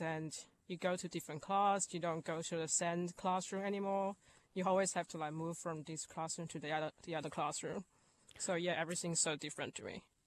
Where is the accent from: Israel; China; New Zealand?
China; moved away as an adult; now in Australia; I'm from China